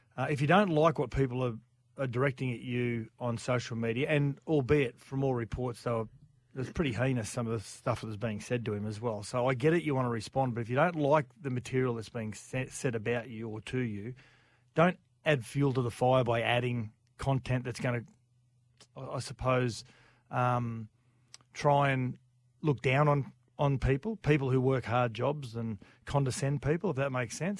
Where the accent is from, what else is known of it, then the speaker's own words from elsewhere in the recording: Queensland, Australia; as a Queenslander